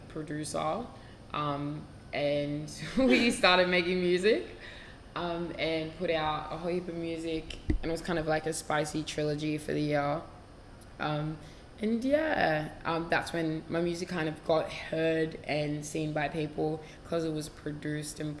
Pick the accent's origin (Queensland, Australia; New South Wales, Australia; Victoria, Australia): Victoria, Australia; Melbourne; I'm from Melbourne, Australia